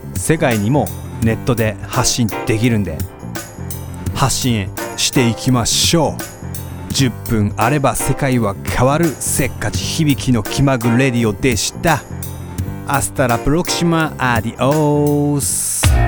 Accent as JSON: {"language": "Japanese", "town": "Sendai", "region": "Miyagi", "country": "Japan", "tie": "born or raised there", "also_born_or_lived": "Sapporo", "moved": "yes", "lives_now": "Tokyo, Japan", "said": "仙台出身なのに、えー、地元に全く縁がないような感じでしかも札幌に行って、えー、札幌でラップを始めてそして東京に来て"}